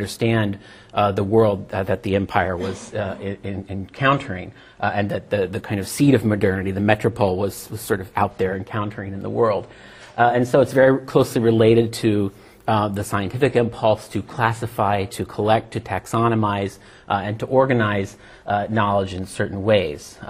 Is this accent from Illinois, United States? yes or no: no; New York City, New York, United States; also born or lived in London; I'm from the United States, from New York City